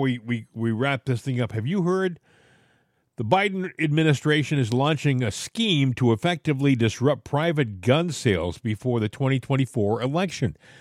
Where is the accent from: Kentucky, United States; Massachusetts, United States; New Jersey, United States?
Massachusetts, United States; southeastern; I grew up in Massachusetts. And, uh, I lived in southeastern Massachusetts